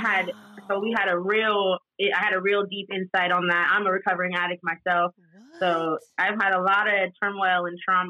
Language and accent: English; Petaluma, California, United States; I'm from Petaluma. Like it's from the Bay Area, but they don't call over here the Bay Area. We're the country.